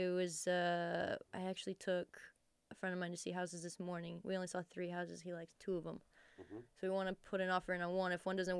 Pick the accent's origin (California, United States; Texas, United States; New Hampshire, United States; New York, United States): Texas, United States; We grew up out on Medina Lake.